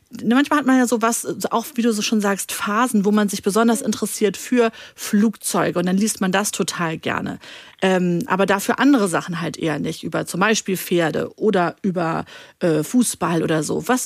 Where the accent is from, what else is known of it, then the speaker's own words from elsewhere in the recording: Hanover, Lower Saxony, Germany; Der Franz, und woher kommst du? Aus Hannover.